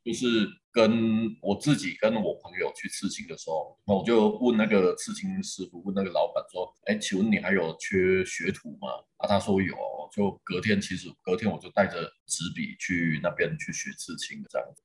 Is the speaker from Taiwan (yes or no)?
yes; Shengang, Changhua County, Taiwan; now in Taichung, Taiwan; 我是在很，很传统的那种家庭长大，我是彰化人，那我们家是彰化的乡下，叫做深港